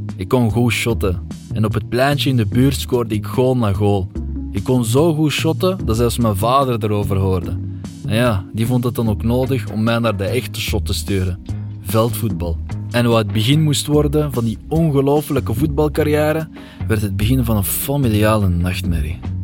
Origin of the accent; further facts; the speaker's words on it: Flanders, Belgium; ik ben een Vlaming, ik ben een Belg